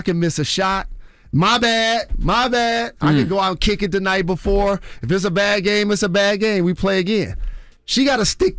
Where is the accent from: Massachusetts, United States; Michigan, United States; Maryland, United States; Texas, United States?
Michigan, United States; Detroit; I'm from Detroit.